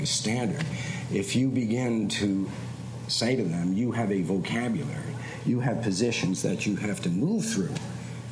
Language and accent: English; New York City, New York, United States; I'm a guy from Queens.